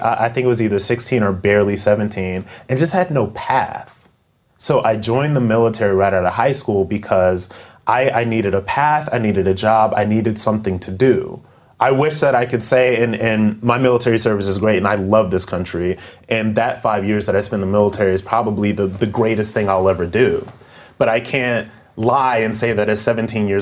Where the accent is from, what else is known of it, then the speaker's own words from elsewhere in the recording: Akron, Ohio, United States; I am from Akron, Ohio